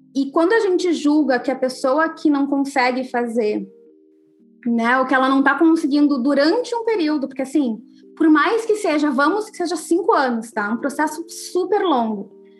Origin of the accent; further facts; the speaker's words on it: Rio Grande do Sul, Brazil; eu sou gaúcha